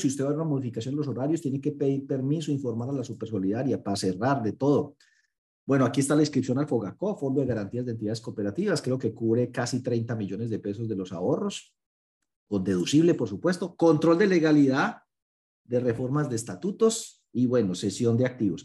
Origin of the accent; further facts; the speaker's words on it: Paisa region, Antioquia, Colombia; yo soy muy exagerado como buen paisa